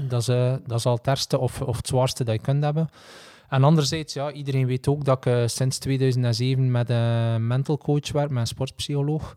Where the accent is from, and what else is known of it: Belgium